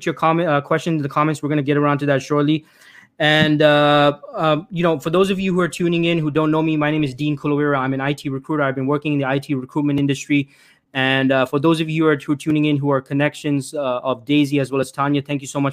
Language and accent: English; Toronto, Ontario, Canada; born or raised there